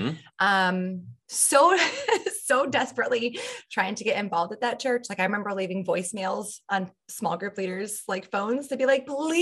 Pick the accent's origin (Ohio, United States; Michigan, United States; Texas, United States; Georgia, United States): Michigan, United States; moved away; No, I grew up in the Midwest, mostly in Michigan.